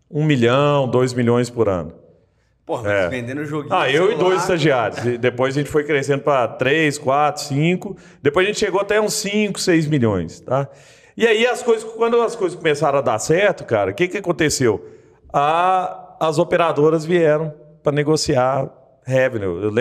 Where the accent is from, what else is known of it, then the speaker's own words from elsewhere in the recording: Rio de Janeiro, Brazil; now in Belo Horizonte, Brazil; Eu vim do Rio, cara, assim, tipo, eu não conhecia ninguém aqui